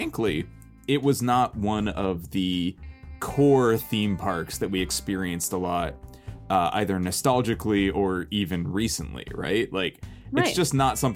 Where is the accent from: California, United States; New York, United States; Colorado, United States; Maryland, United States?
California, United States; Anaheim; we were local to Disneyland.